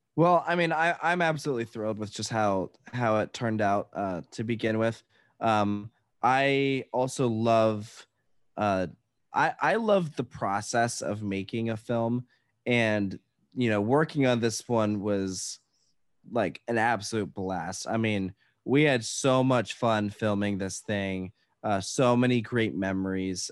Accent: Virginia, United States; I'm from Virginia

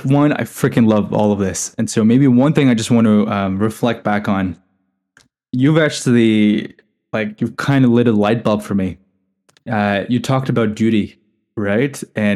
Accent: Dubai, United Arab Emirates; also born or lived in India; I'm not even from here, right? I grew up in Dubai in India.

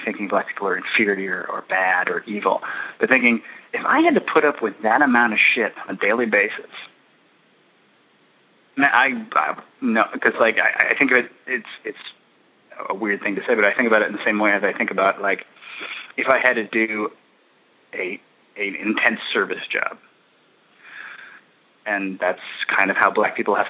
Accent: United States; being afraid of black people, that happens because I'm American.

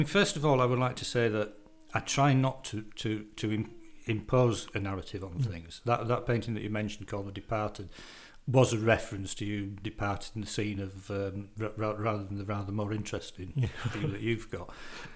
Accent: Morley, Yorkshire and the Humber, United Kingdom; I come from Morley

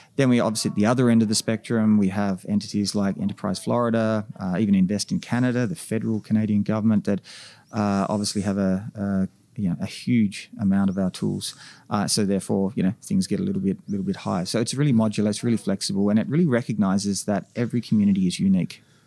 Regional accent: Australia; moved away as an adult; now in North America; as an Australian coming to North America

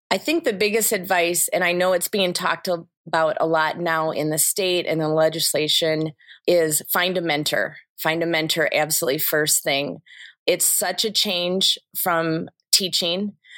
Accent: Kalkaska, Michigan, United States; was born and raised in Kilkaska, Michigan, which, um, is around Traverse City

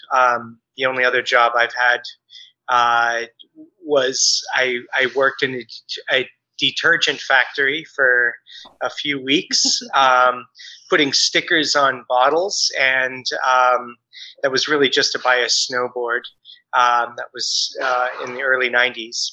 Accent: Bay Area, California, United States; also born or lived in New York / Chicago / Michigan; We're from the Bay Area, and we met, as uh, she said, in college.

